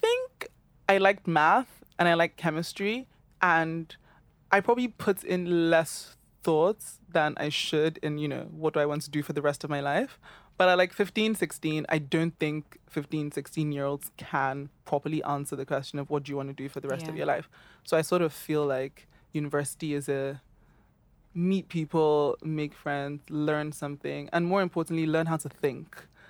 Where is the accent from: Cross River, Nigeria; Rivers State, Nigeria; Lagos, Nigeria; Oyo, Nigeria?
Lagos, Nigeria; moved away as an adult; now in London, United Kingdom; Yes, I'm 26. I grew up in Lagos in Nigeria. I went to Grange in Ikeja for most of my life, literally from from primary school till secondary school, then moved to London